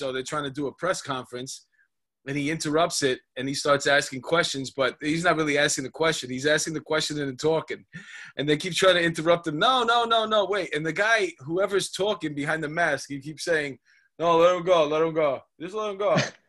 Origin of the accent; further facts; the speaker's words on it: New York City, New York, United States; I grew up in Queens, in Astoria.